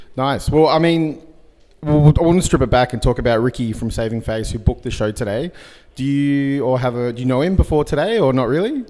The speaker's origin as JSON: {"language": "English", "town": "Sydney", "region": "New South Wales", "country": "Australia", "said": "I'm from Sydney"}